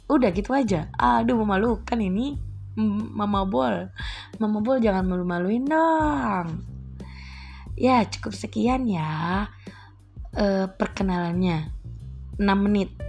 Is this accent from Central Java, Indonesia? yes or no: no; East Java, Indonesia; bahasa ibuku itu bahasa Indonesia bahasa lingkunganku itu bahasa Madura dan di Jakarta aku belajar how to berbahasa Indonesia dengan baik dan benar